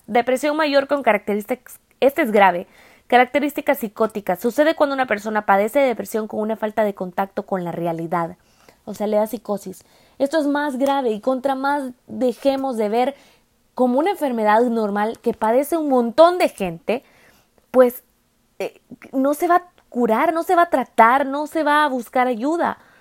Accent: El Salvador; moved away; el salvadoreño, de donde yo vengo

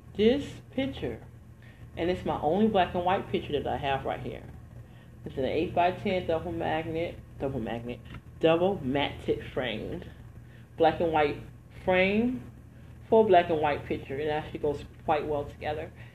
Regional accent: Detroit, Michigan, United States; moved away; also born or lived in New Jersey; I'm from the hood originally. I'm from Detroit, Michigan. So I went to a hood high school, a hood, um, a hood high school and middle school

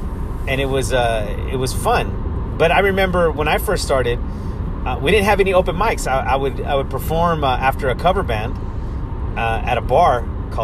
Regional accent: Modesto, California, United States; also born or lived in Ceres, California; I grew up in Modesto. I was born in Modesto, California, raised in even a smaller town called Ceres.

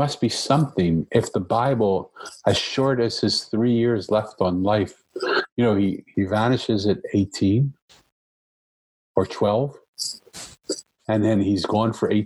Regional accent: Philadelphia, Pennsylvania, United States; I grew up in Philadelphia

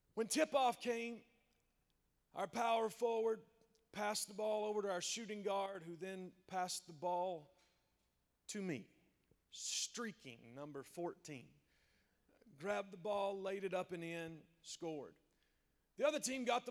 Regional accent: South Central Kentucky, United States; My wife and I, we are from South Central Kentucky. I was born and bred on the Cumberland River. It is pretty much all that I've ever known

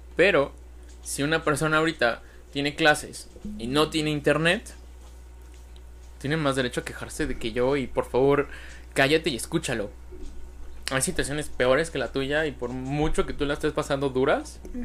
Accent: Mexico; los mexicanos somos

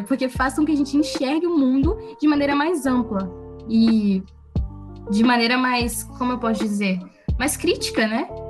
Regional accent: Brazil; a gente é brasileiro

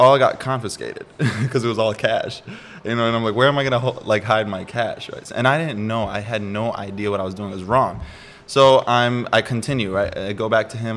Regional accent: Milwaukee, Wisconsin, United States; moved away as an adult; now in San Diego, United States; Milwaukee, Wisconsin. I was born there, Midwest, so freezing

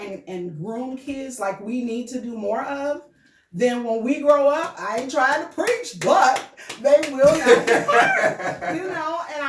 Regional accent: North Muskegon, Michigan, United States; moved away as an adult; also born or lived in Philadelphia; my origin of being a North Muskegon native. Graduated from Reese Puffer. But growing up in North Muskegon, which we know it as, our family, that is, knows it as Reidsville.

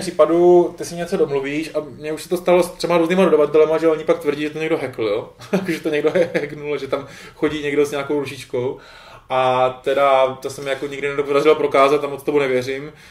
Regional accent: Czechia; accent: Czech English; jsem Čech a přicházím do Británie se špatnou nebo takovou českou angličtinou

